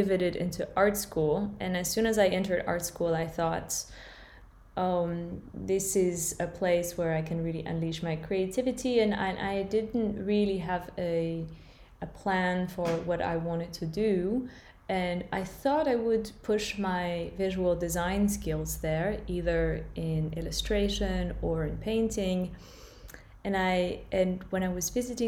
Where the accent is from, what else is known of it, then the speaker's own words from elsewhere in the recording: France; moved away as an adult; also born or lived in California, United States / London, United Kingdom / Berlin, Germany; I was born and raised in France, although I spent quite a few years living in California as a child